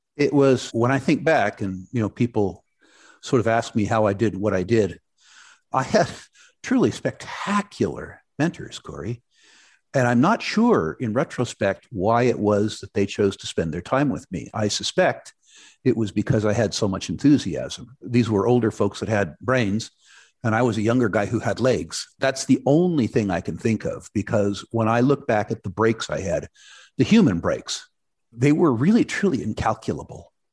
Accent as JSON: {"language": "English", "town": "San Jose", "region": "California", "country": "United States", "tie": "born or raised there", "also_born_or_lived": "Vancouver, Canada", "moved": "as an adult", "said": "As a very young man, I grew up in Silicon Valley, uh, San Jose, California, to be exact"}